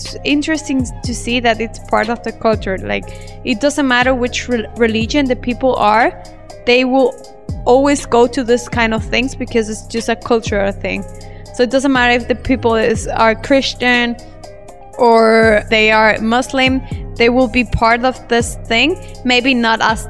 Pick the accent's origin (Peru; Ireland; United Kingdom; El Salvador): El Salvador; moved away as an adult; also born or lived in Germany; now in Indonesia; I'm from El Salvador, a small country in Central America. But I have been living in Germany the last 5 years, and now I live in Indonesia